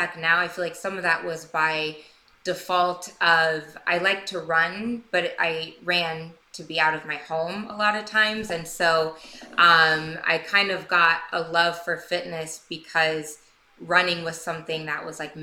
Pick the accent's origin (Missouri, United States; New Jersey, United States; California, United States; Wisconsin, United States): Missouri, United States; also born or lived in Bitburg, Germany; now in Los Angeles, United States; from 7 until I went to college, I grew up in a small town near Kansas City